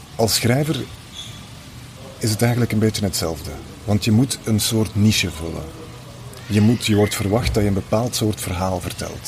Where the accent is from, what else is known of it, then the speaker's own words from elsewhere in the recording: Flanders, Belgium; ik kom natuurlijk uit Vlaanderen